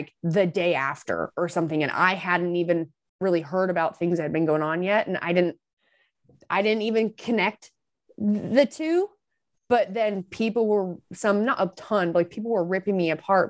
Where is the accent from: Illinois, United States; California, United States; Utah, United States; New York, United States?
Utah, United States; I'm from Utah